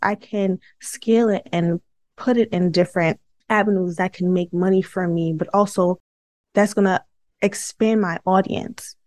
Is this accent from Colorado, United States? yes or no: no; New York City, New York, United States; I'm from Brooklyn too